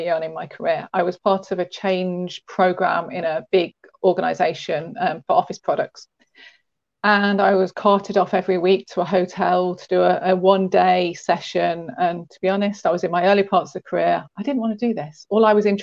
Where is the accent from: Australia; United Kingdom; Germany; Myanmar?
United Kingdom; England; I'm a southern softie